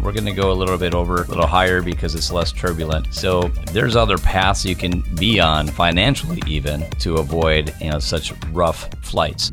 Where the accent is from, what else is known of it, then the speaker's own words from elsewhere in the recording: Minnesota, United States; moved away as an adult; now in Wisconsin, United States; I live right over the border in Wisconsin, I grew up in Minnesota